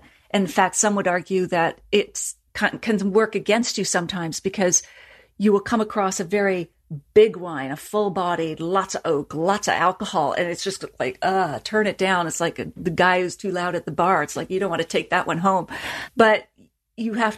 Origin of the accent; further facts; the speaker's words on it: Nova Scotia, Canada; I come from Nova Scotia, so it's all about puns